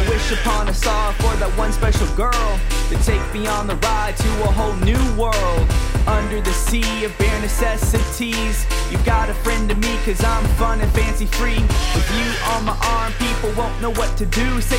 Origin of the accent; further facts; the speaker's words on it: Texas, United States; We are from Texas, though.